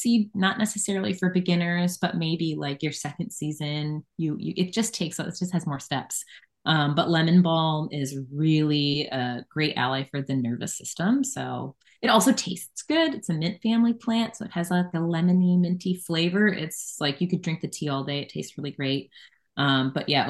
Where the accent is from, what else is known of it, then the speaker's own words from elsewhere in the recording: Chicago, Illinois, United States; also born or lived in Toronto; now in Texas, United States; I'm from the north, like I'm from the Chicago area.